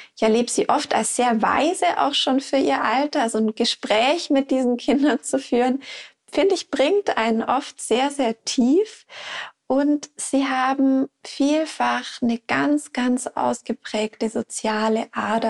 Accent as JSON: {"language": "German", "country": "Switzerland", "said": "bei uns in der Schweiz"}